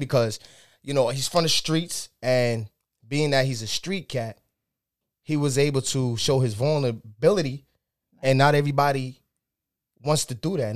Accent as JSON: {"language": "English", "town": "Yonkers", "region": "New York", "country": "United States", "said": "I'm from Yonkers, New York."}